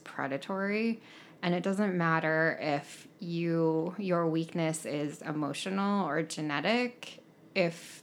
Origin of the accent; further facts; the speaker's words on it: rural Montana, United States; also born or lived in South Korea / Stevensville, Montana; I was raised in rural Montana by two white people as a Korean adoptee